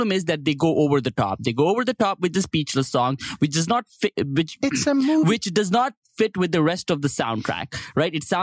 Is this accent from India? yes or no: yes; India; I'm Indian.